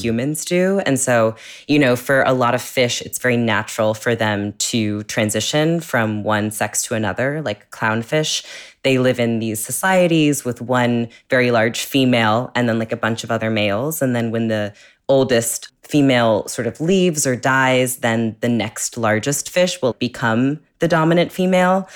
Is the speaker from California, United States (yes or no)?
yes; California, United States; I grew up in California